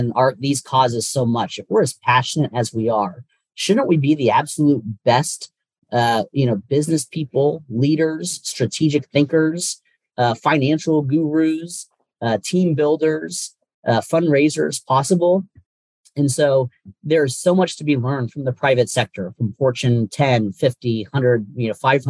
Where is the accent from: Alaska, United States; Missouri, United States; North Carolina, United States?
North Carolina, United States; now in Washington, D.C., United States; I was born and raised in North Carolina, and just love it down there